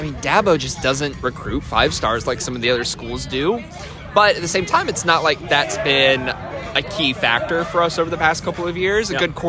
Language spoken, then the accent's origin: English; central North Carolina, United States; moved away as an adult; also born or lived in Virginia Beach, Virginia; now in Clemson, United States; Oh, so I'm from North Carolina, like central North Carolina.